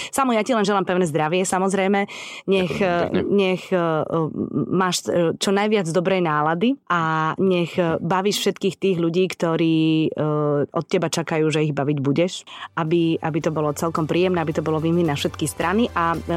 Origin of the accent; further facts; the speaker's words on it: Žilina, Žilina Region, Slovakia; Tak pre mňa už je Poprad východ. Ja som Žilinčanka